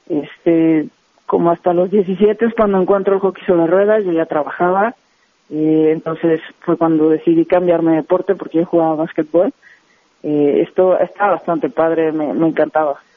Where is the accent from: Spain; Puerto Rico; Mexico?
Mexico; Guadalajara, Jalisco; now in Mexico City, Mexico; me vengo a la Ciudad de México, yo soy de Guadalajara, y pues empieza esta locura de, del hockey sobre hielo